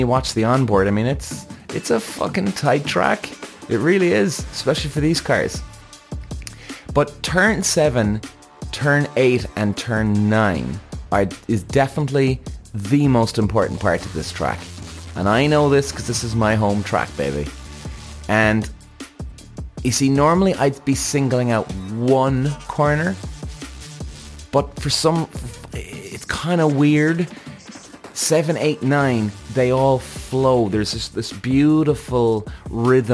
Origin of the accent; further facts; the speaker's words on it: Ireland; also born or lived in Zandvoort, Netherlands; Now, I'm an Irish guy, Irish driver